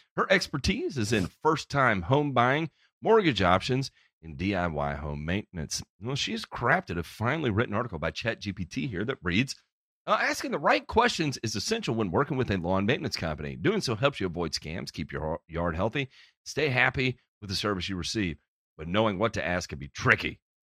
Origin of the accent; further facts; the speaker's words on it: Memphis, Tennessee, United States; I grew up in Memphis